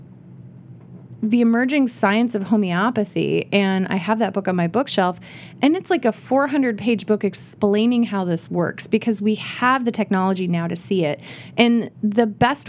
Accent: Iowa, United States; moved away; I grew up in Iowa

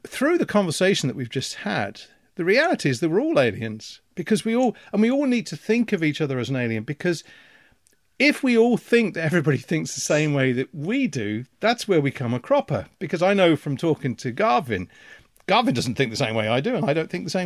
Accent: the Midlands, England, United Kingdom; now in Belfast, United Kingdom; having grown up in the Midlands in England

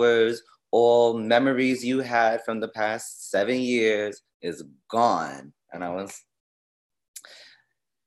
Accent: New York City, New York, United States; I'm from Queensbridge, Queens, New York. From the hood. I'm from the projects of New York City.

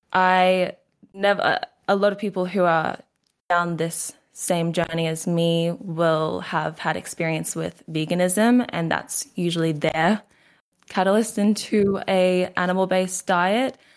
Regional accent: Queensland, Australia; accent: Australian; So I am Australian. I'm from Queensland, Australia.

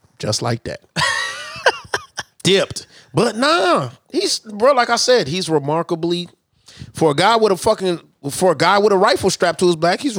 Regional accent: Texas, United States; I was born and raised in Texas, bro.

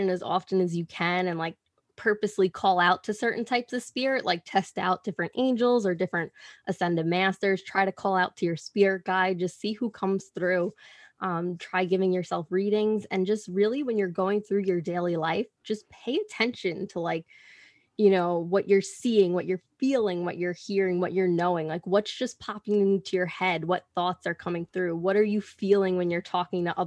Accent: Long Island, New York, United States; I'm from Long Island.

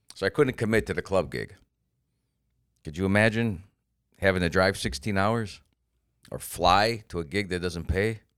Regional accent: Florida, United States; I'm from Florida

